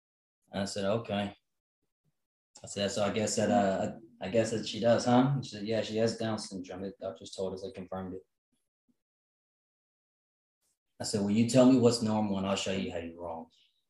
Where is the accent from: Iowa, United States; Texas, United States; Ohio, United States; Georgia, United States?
Texas, United States; Huntsville; And then, you know, and so Crystal and I, we came from Huntsville, Texas. It's a small town.